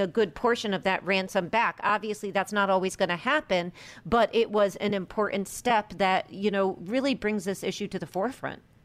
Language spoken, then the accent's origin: English; United States; as an American and a political scientist